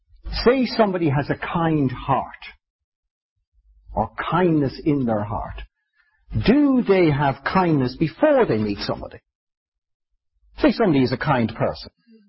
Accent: Ireland; 3 seconds was for indulgence, because I'm Irish

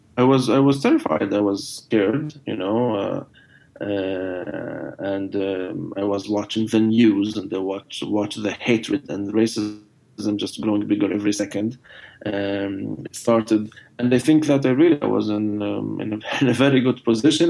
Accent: Jerusalem, Jerusalem District, Israel; first language Arabic; English is a second language; moved away as an adult; now in United States; where are you from? And I decided not to say Jerusalem

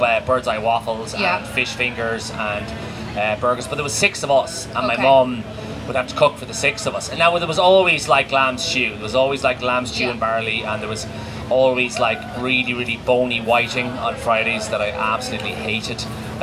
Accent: Maynooth, Leinster, Ireland; also born or lived in Clondalkin; I spent most of my youth in Maynooth. I think from about 4 to 17 or 18.

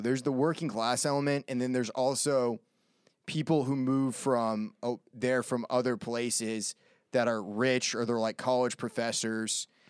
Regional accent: Maine, United States; I grew up in Maine

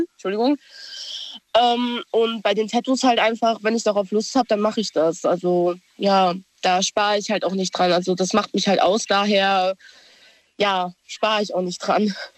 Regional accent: Idar-Oberstein, Rhineland-Palatinate, Germany; ich bin aus Ida Oberstein

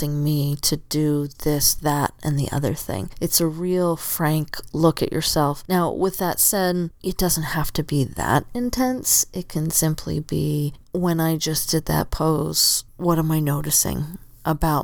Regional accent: Southern Arizona, United States; now in Oregon, United States; I grew up in Southern Arizona

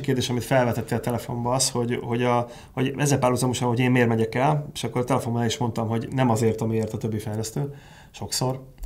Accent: Hungary; szeretek magyar lenni

